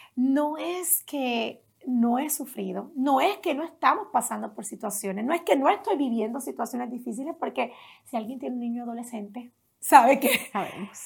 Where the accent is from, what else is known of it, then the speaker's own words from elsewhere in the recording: Las Piedras, Puerto Rico; Allá en Puerto Rico crecí en un pueblo pequeño, no se ha hablado mucho, se habla mucho, ¿verdad?, de los pueblos más del área metropolitana, pero yo crecí más en un pueblo llamado Las Piedras.